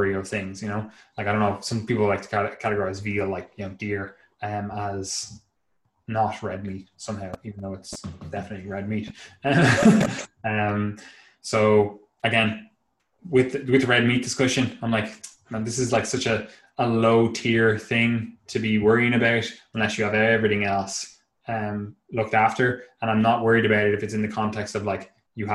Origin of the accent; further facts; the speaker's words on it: Ireland; being inherently patriotic to my country